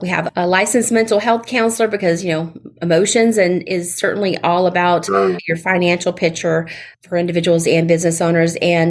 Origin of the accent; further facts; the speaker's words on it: the South, United States; accent: Southern; You know, having my Southern accent sounds, not sure which way to say it